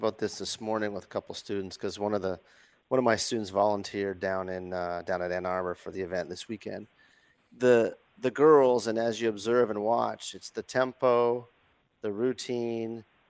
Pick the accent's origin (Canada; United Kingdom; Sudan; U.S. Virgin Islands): Canada; Northwestern Ontario; I'm from Northwestern Ontario, so it's kind of like the meat and the sandwich.